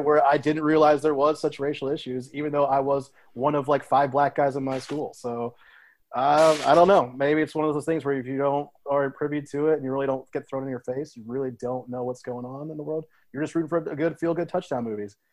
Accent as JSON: {"language": "English", "region": "Ohio", "country": "United States", "tie": "born or raised there", "also_born_or_lived": "Columbus, Ohio", "said": "I grew up in Ohio, which actually is a big football powerhouse state"}